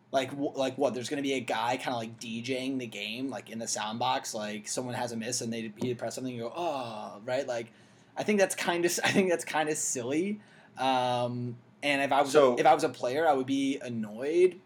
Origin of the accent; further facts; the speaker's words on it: United States; as an American who's already watching overseas